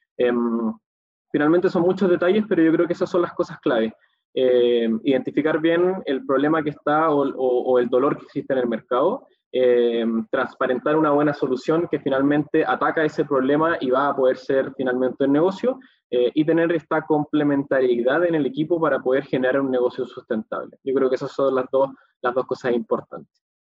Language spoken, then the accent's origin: Spanish; Chile